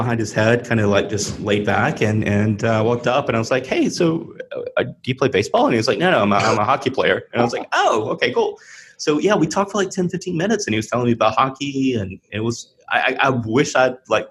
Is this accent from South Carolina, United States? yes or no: yes; South Carolina, United States; moved away as an adult; also born or lived in Connecticut; I moved to Connecticut after living in South Carolina my whole life to go to grad school